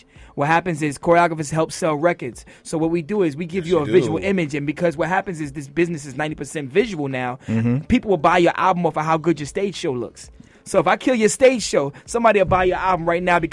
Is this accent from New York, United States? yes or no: yes; New York City, New York, United States; I'm raised in Brooklyn, Crown Heights, Brooklyn.